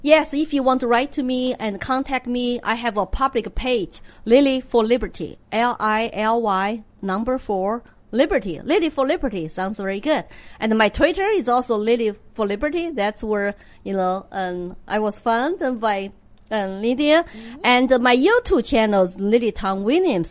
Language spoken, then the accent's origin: English; Sichuan, China; English is a second language; moved away as an adult; also born or lived in Austin, Texas / Hong Kong; now in United States; I'm from Sichuan